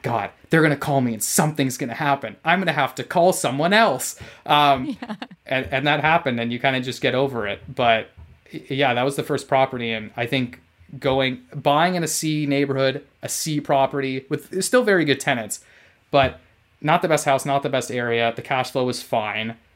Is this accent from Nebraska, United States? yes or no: no; California, United States; moved away as an adult; my home state of California